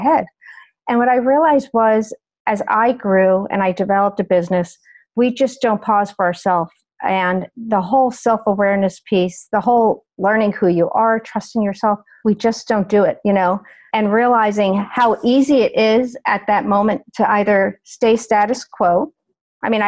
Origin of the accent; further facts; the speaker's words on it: New York, United States; moved away as an adult; also born or lived in Ohio; I grew up in New York, went to college in Ohio.